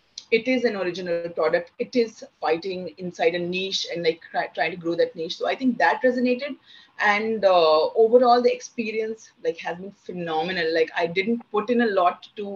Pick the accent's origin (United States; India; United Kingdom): India; Patna, Bihar; moved away; also born or lived in Manipal; So I come from Patna. My childhood was in Patna.